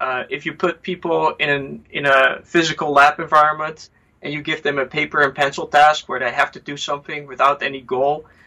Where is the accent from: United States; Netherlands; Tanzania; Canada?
Netherlands; moved away; I'm originally from the Netherlands